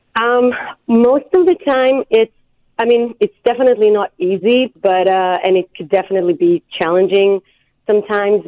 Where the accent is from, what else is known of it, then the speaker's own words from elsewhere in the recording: Israel; moved away as an adult; now in United States; I'm from Israel